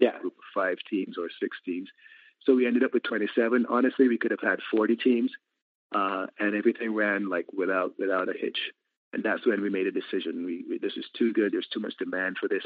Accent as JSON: {"language": "English", "country": "Barbados", "said": "I'm in Barbados. I'm from Barbados"}